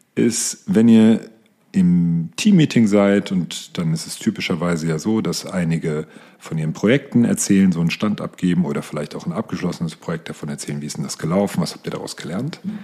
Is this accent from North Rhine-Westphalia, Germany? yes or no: no; near Frankfurt, Hesse, Germany; Ich bin in der Nähe von Frankfurt aufgewachsen